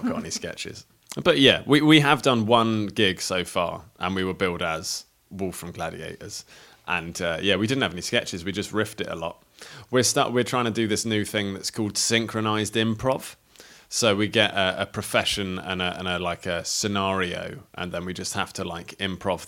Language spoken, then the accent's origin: English; Crawley, South East England, United Kingdom; I'm from Crawley.